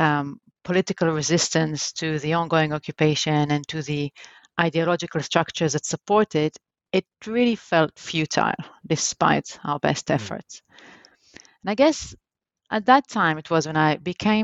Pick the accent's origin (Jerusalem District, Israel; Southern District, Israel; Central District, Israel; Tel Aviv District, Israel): Jerusalem District, Israel; Jerusalem; I was born in Jerusalem in Israel, and that's where actually I grew up.